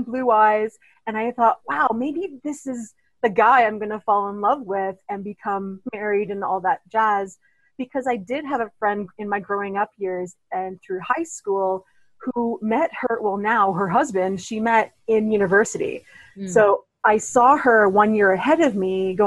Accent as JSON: {"language": "English", "town": "Toronto", "region": "Ontario", "country": "Canada", "tie": "born or raised there", "also_born_or_lived": "Thunder Bay, Ontario", "said": "I grew up in Toronto, Ontario"}